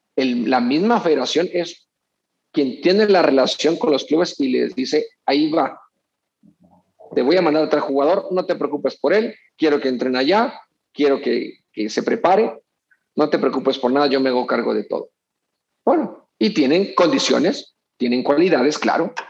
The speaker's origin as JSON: {"language": "Spanish", "country": "Mexico", "also_born_or_lived": "Culiacán", "said": "como mexicano"}